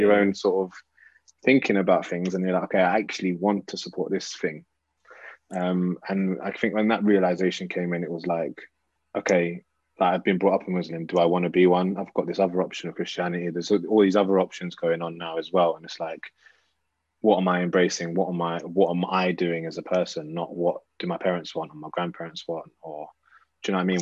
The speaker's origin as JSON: {"language": "English", "region": "London", "country": "United Kingdom", "tie": "born or raised there", "said": "growing up in North London now, so I moved I moved to North when I was quite quite young, probably eight or nine"}